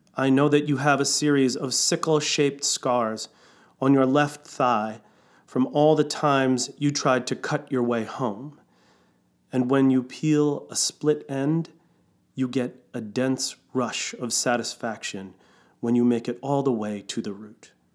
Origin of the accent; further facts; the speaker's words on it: New York City, New York, United States; now in Seattle, United States; I was born in New York City